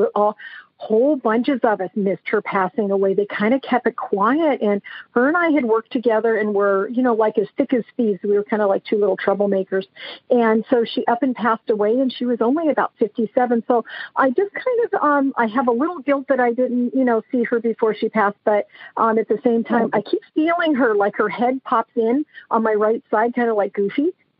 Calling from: San Andreas, California, United States; I'm calling from San Andreas, California.

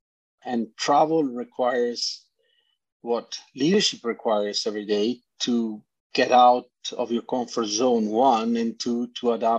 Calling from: British Columbia, Canada; From British Columbia.

